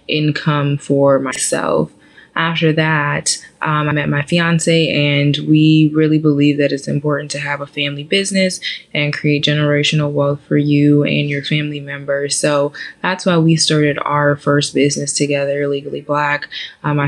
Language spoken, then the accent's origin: English; Janesville, Wisconsin, United States; moved away as an adult; also born or lived in Nashville, Tennessee / New York City / Atlanta; now in Houston, United States; I'm originally from Janesville, Wisconsin